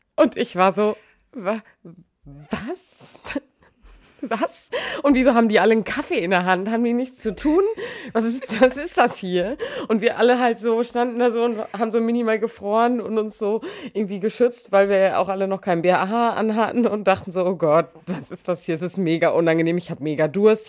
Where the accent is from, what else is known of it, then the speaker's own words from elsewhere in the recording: Emsbüren, Lower Saxony, Germany; moved away; in Emsbüren, also aus meiner Heimat